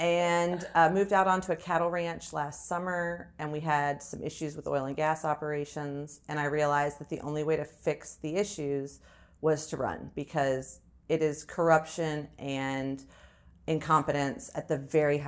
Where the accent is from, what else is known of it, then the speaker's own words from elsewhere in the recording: Florida, United States; also born or lived in Huntsville, Alabama; so born in Huntsville, Alabama, but my parents were high school sweethearts. They're both from Alabama. We moved to South Florida because my dad's an aerospace engin